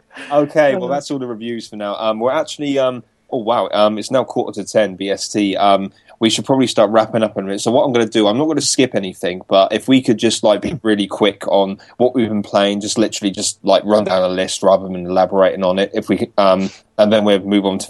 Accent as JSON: {"language": "English", "region": "Florida", "country": "United States", "said": "Shit, man, I'm from Florida. Dumb things come out of my mouth sometimes."}